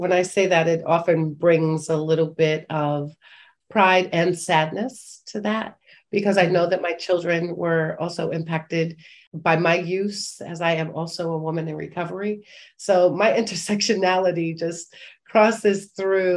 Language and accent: English; New York City, New York, United States; born and raised in Harlem